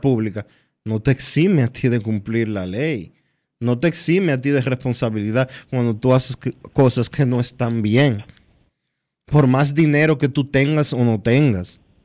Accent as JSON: {"language": "Spanish", "country": "Dominican Republic", "said": "nosotros como República Dominicana"}